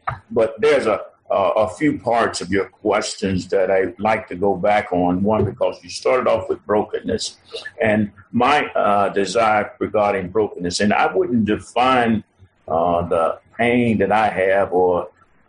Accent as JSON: {"language": "English", "town": "Birmingham", "region": "Alabama", "country": "United States", "tie": "born or raised there", "said": "I grew up in Birmingham, Alabama"}